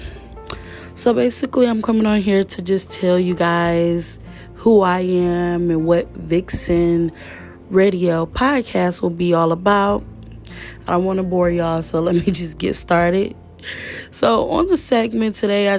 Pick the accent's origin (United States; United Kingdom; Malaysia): United States; Detroit, Michigan; I'm from Detroit